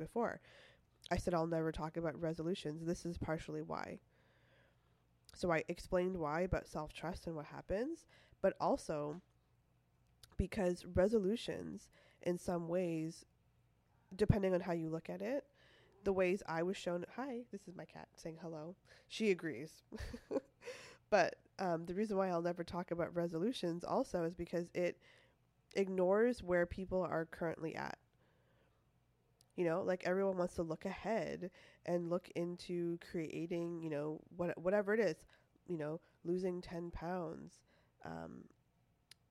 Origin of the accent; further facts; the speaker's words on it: Toronto, Ontario, Canada; moved away as an adult; now in California, United States; I lived in Toronto most of my life.